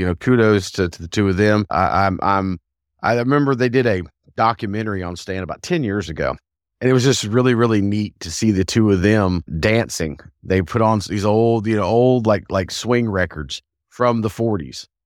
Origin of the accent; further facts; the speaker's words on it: the South, United States; as a Southerner